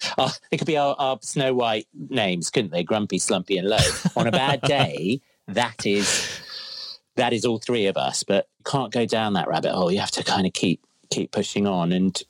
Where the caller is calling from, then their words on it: Crouch End, London, United Kingdom; I'm currently in my son's room. In our flat in Crouch End, in rainy Crouch End.